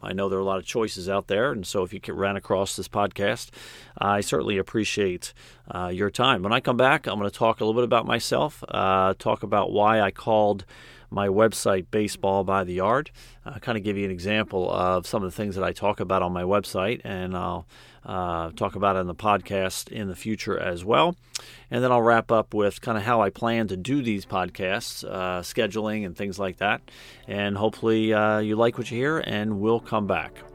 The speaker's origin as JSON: {"language": "English", "town": "Philadelphia", "region": "Pennsylvania", "country": "United States", "tie": "born or raised there", "said": "I grew up right outside of Philadelphia"}